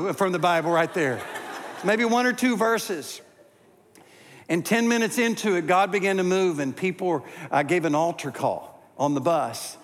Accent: Greensboro, North Carolina, United States; to my hometown of Greensboro

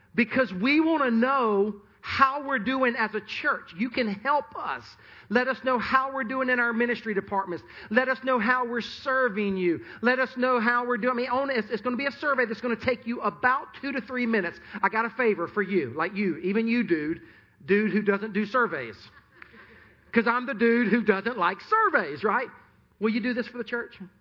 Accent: Sumter, South Carolina, United States; Sumter, which is my hometown

